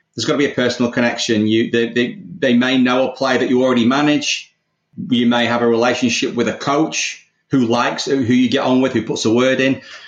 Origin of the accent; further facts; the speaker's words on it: England, United Kingdom; accent: English; moved away as an adult; also born or lived in London; now in Australia; obviously you can tell from my accent, I'm English